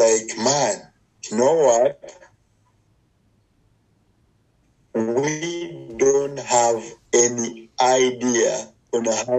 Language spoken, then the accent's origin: English; Uganda; I'm from Uganda in Africa